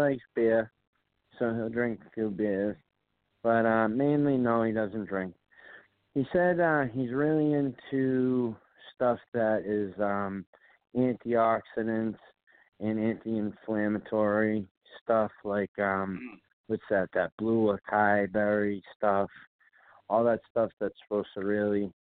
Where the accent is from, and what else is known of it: Boston, Massachusetts, United States; accent: Boston